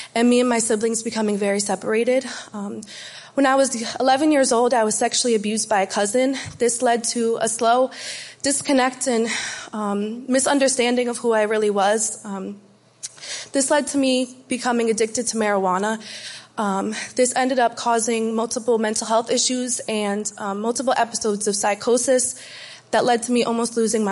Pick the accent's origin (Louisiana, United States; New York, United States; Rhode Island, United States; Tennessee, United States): Rhode Island, United States; Cranston; I'm from Cranston, Rhode Island